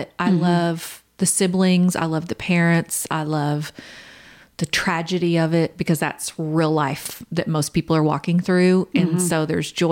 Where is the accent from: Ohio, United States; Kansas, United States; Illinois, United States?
Kansas, United States; we grew up in Kansas